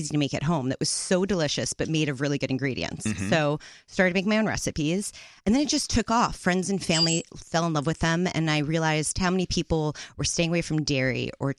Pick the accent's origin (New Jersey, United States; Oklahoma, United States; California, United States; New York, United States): New York, United States; New York City; I grew up in New York City